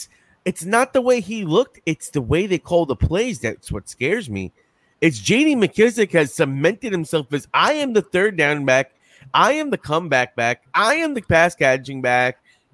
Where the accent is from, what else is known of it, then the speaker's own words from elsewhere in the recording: New York, United States; I'm from New York, so you know you see the NY on my caps always.